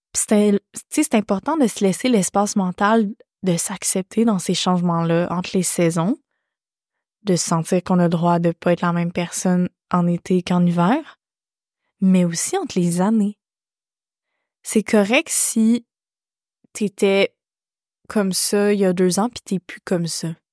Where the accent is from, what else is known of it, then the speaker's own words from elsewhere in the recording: Quebec, Canada; L'hiver fait partie de ma vie en tant que québécoise